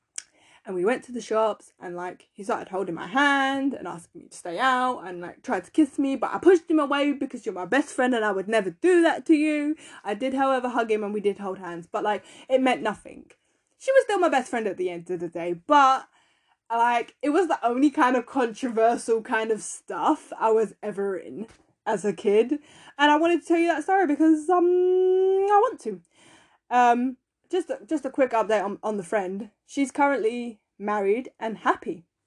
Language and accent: English; London, United Kingdom; also born or lived in Essex; because I moved from East London to a different part of East London, but it's in Essex.